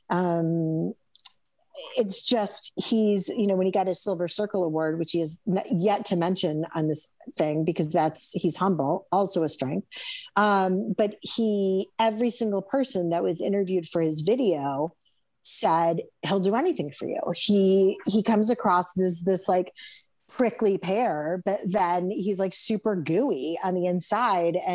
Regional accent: Chicago, Illinois, United States; I'm from here.

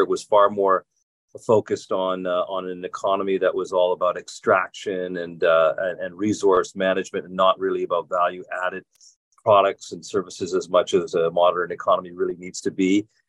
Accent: Toronto, Ontario, Canada; moved away as an adult; also born or lived in Calgary / Halifax / Vancouver; now in Chicago, United States; My hometown, Toronto, is a megalopolis as big as Chicago nearly

